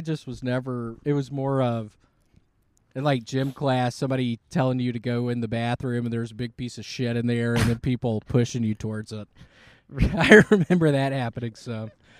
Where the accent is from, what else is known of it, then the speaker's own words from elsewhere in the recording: Memphis, Tennessee, United States; In Memphis, Tennessee.